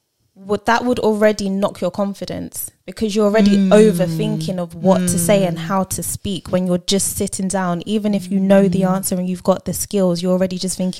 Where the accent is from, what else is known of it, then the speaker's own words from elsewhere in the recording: London, United Kingdom; accent: South East London; I've been told I speak like I'm from South East London.